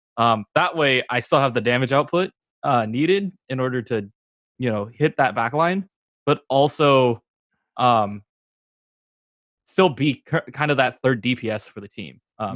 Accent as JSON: {"language": "English", "area": "Bay Area", "region": "California", "country": "United States", "said": "we're all from the Bay Area"}